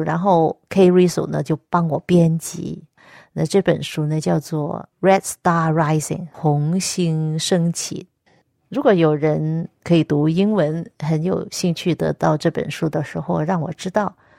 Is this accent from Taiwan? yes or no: no; Nanning, Guangxi, China; moved away; also born or lived in Nanhai County, Guangdong; 我本身是一个广东人，原籍是广东的南海县，但是呢，我本身是在广西南宁出生